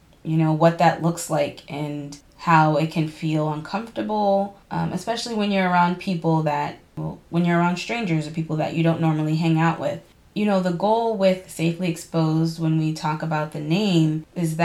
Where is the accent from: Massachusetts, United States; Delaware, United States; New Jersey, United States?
Massachusetts, United States; Boston; I'm from Boston, born and raised, and I just want to clarify for all my listeners that I'm from inside the city of Boston